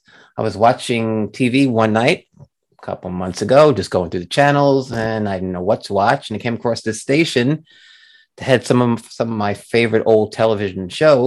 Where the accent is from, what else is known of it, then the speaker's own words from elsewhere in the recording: Long Island, New York, United States; You're a Long Island person, just like myself.